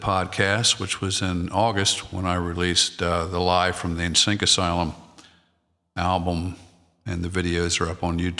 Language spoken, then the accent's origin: English; Maryland, United States; I'm from Maryland, so my wife's from Delaware